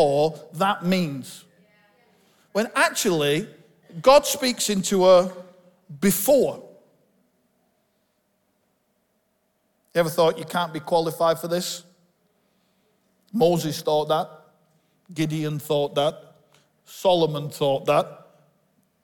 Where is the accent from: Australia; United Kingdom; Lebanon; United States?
United Kingdom; Bolton, North West England; I'm from Bolton. I was born just up the road in the hospital in Bolton that my dad was born in.